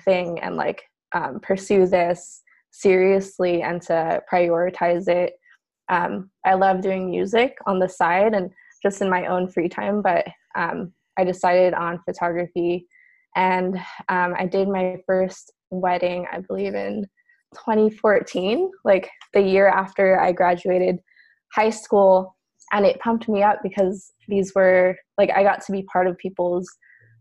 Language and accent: English; San Diego, California, United States; moved away as an adult; also born or lived in Bay Area, California; now in Portland, United States; I grew up primarily in San Diego